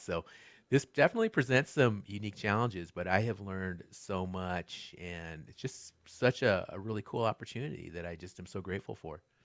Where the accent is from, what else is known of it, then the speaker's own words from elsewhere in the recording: Ann Arbor, Michigan, United States; moved away as an adult; also born or lived in Albuquerque, New Mexico / Lawrence, Kansas; now in Asheville, United States; I was actually raised, though, in the Midwest. Uh, spent most of my childhood in southeastern Michigan